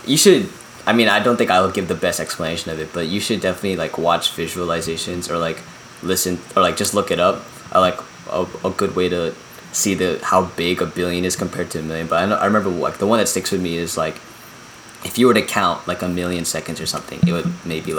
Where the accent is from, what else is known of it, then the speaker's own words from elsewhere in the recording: Philippines; especially since, like, you know, we're from the Philippines.